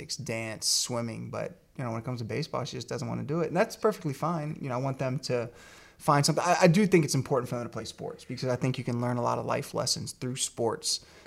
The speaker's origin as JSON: {"language": "English", "region": "Virginia", "country": "United States", "tie": "born or raised there", "said": "I grew up in Virginia"}